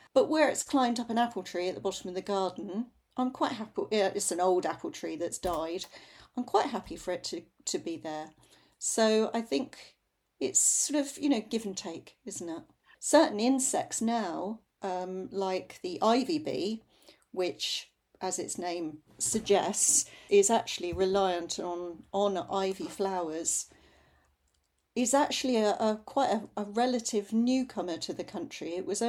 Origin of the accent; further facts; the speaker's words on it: London, United Kingdom; I grew up in North London, and bindweed used to climb up all the fences on the way to school on the North Circular Road.